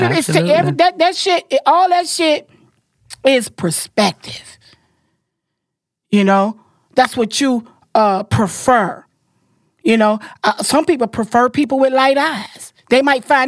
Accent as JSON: {"language": "English", "region": "Florida", "country": "United States", "said": "I'm a girl and I'm from Florida"}